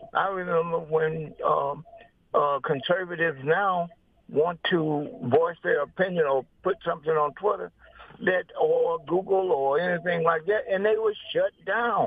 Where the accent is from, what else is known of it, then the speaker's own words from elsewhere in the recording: Mississippi, United States; moved away as an adult; I was brought up in Mississippi, uh, back in the, in the fifties.